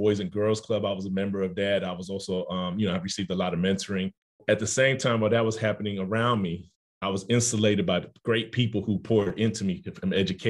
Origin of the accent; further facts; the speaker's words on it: Oakland, California, United States; now in Atlanta, United States; I was born and raised in Oakland, California.